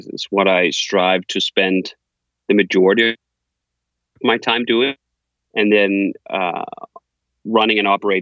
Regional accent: Copenhagen, Capital Region of Denmark, Denmark; moved away as an adult; now in United States; I'm from Copenhagen, Denmark, and I lived there until I was 25 years old. And then I moved to the US

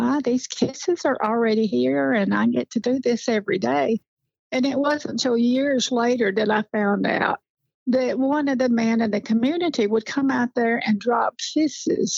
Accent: Blanche, Tennessee, United States; also born or lived in Birmingham, Alabama; I was raised in Blanche, Tennessee, just a little community.

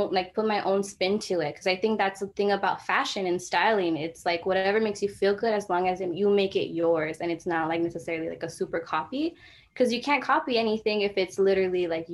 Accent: Los Angeles, California, United States; I'm from South Central. I'm, you know, I rep the 323. I'm from Watts, like Watts and Compton

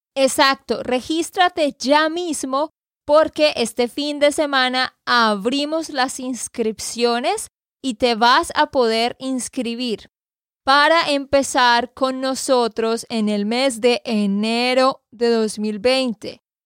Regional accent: Santander, Colombia; de Santander, Colombia

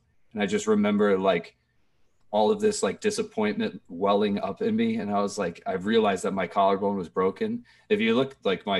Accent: New Jersey, United States; born or raised there

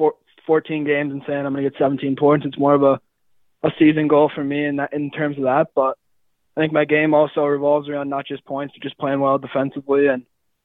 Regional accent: Mounds View, Minnesota, United States; I'm from Mountain View, Minnesota

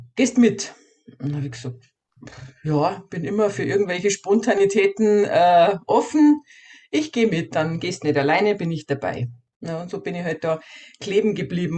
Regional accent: Bavaria, Germany; bei uns in Bayern

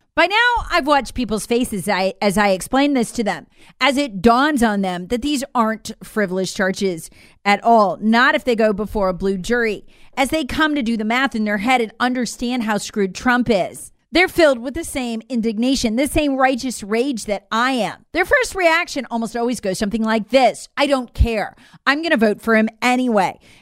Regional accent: South Carolina, United States; my home state of South Carolina

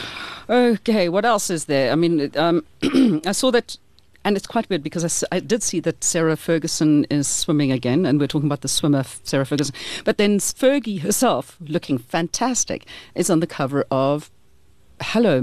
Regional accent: South Africa; we're South African

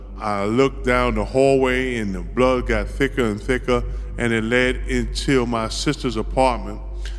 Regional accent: New York, United States; So real quick, I grew up on the Lower East Side of Manhattan. I came home, I was about 13 and a half years old.

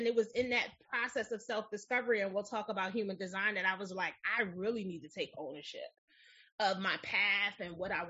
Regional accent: Philadelphia, Pennsylvania, United States; So I grew up in West Philly. And if you've never been to Philadelphia, it is a very urban city

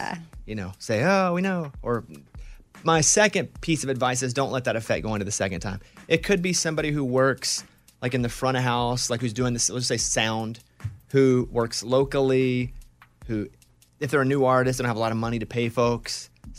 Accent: Arkansas, United States; because Caitlin's from Oklahoma, I'm from Arkansas.

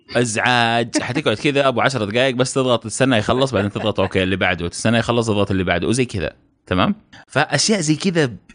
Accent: Saudi Arabia; احنا سعوديين

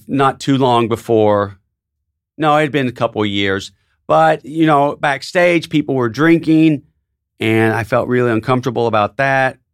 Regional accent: Tennessee, United States; moved away; my hometown newspaper

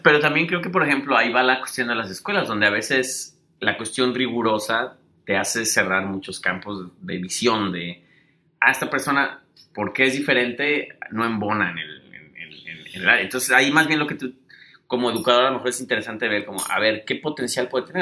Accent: Mexico; moved away; como buenos mexicanos

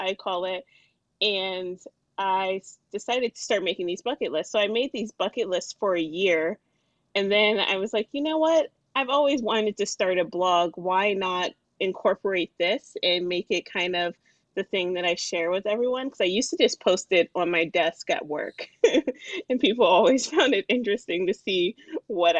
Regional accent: Alexandria, Virginia, United States; I am from Alexandria, Virginia. I grew up here, which is right outside the D.C. area

